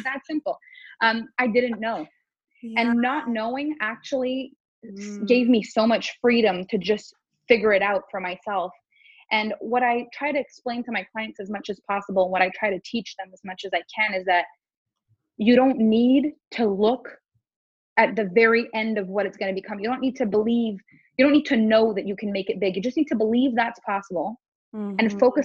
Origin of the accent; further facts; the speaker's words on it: Canada; first language French; English is a second language; I'm French Canadian. So my first language is actually French.